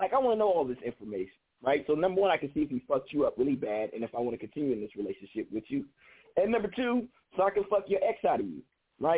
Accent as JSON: {"language": "English", "area": "Bay Area", "region": "California", "country": "United States", "said": "I'm from California, the Bay Area, California."}